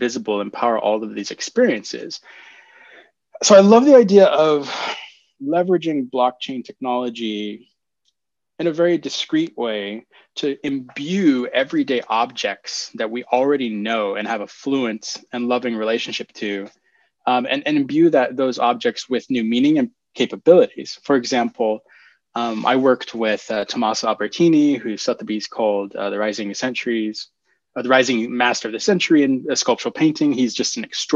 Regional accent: Palo Alto, California, United States; moved away; also born or lived in New York / Berlin; I grew up in the Palo Alto Children's Theater in Palo Alto

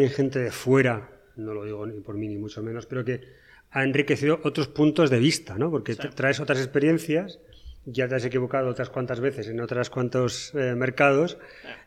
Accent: Asturias, Spain; moved away as an adult; now in Paraguay; soy asturiano

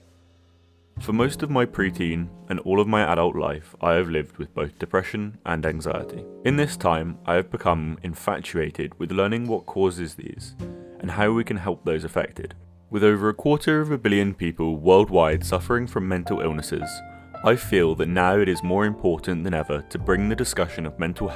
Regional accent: Scotland, United Kingdom; moved away; also born or lived in southern England; I was born in Scotland and grew up there until as a family we moved down south.

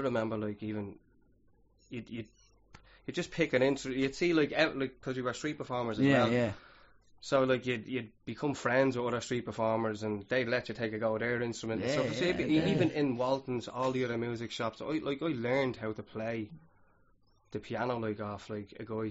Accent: Dublin, Leinster, Ireland; also born or lived in Tallaght, Dublin; I moved from Talla up to Clondalkin

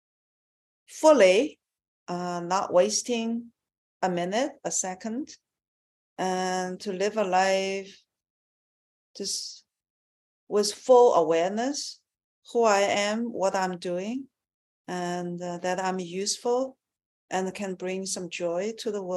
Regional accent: China; I was born in China

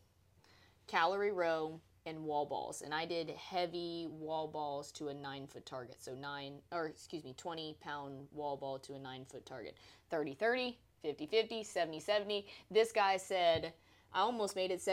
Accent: the South, United States; we're from the South

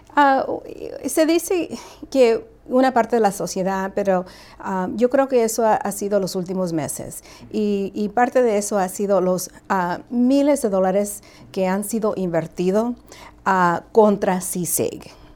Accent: Guatemala; now in United States; yo nací en Guatemala

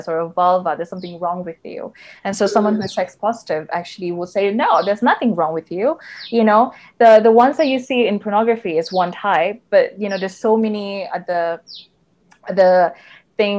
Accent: Sabah, Malaysia; growing up in Sabah, a lot of my schoolmates

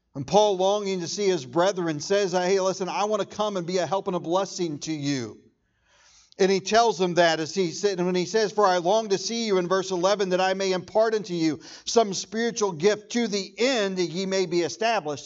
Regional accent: United States; I am proud to be an American

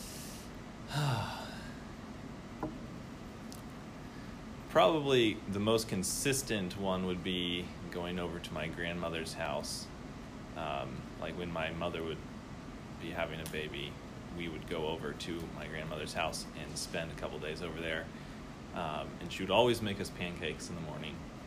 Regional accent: Athens, Ohio, United States; I am from Ohio, from the Athens area

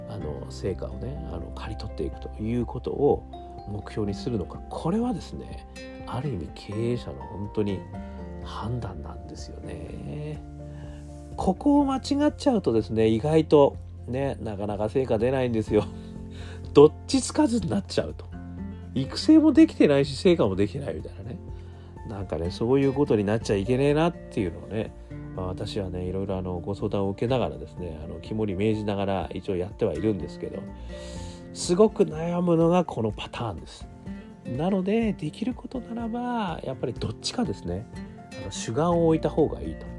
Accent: Hokkaido, Japan; どさんこ

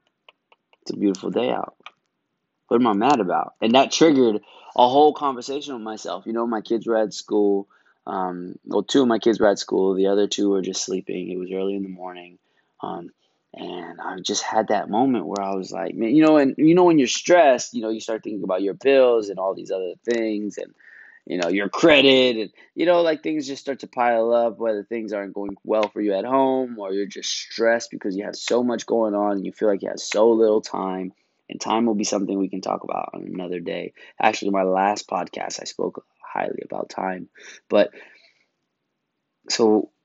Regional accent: New York City, New York, United States; I'm from Brooklyn.

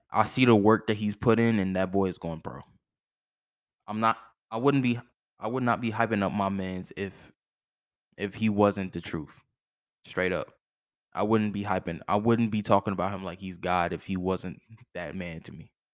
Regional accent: Fredericksburg, Virginia, United States; my hometown, Fredericksburg, Virginia, shout out to the five five oh.

